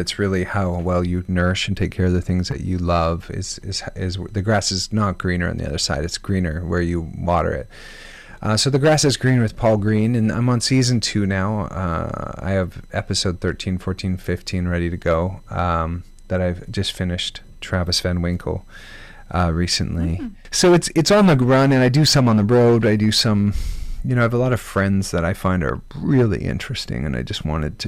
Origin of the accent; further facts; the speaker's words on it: Canada; I'm Canadian